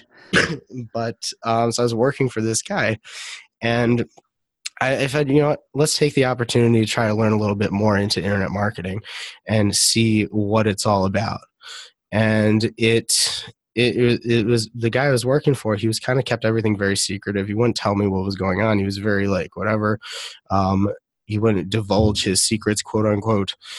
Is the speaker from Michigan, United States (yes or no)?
yes; Detroit, Michigan, United States; also born or lived in Israel; I grew up in Detroit, Michigan